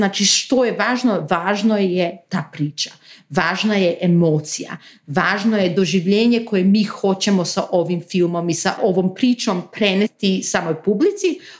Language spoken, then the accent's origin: Croatian; North Macedonia; Znači ja nisam iz Bosne, iz Makedonije sam